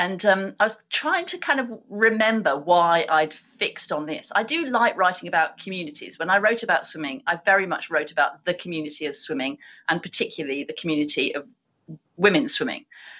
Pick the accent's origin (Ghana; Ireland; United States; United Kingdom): United Kingdom; how we as British people, because it's a very specific phenomena to this country.